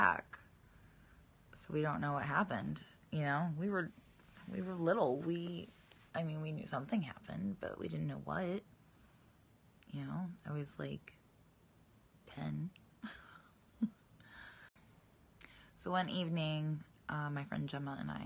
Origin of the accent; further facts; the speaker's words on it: Massachusetts, United States; I grew up in Massachusetts